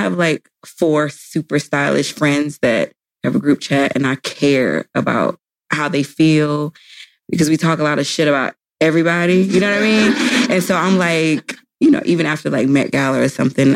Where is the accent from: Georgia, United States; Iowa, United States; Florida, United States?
Florida, United States; St. Petersburg; I was born in St. Petersburg, Florida